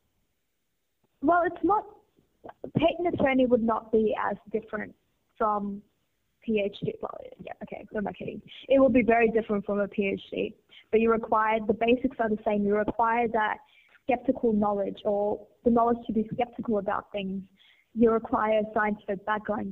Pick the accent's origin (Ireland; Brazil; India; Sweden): India; growing up in India